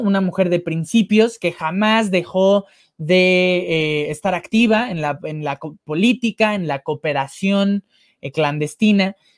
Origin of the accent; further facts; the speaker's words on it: Mexico; como sociedad mexicana